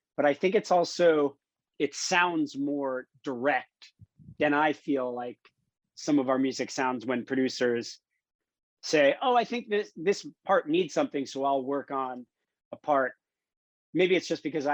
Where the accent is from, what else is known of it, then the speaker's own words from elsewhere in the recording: Miami, Florida, United States; moved away as an adult; also born or lived in Gainesville, Florida / California; I grew up in Miami